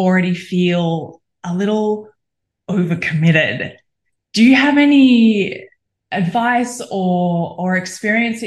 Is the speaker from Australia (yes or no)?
yes; Australia; I'm an Australian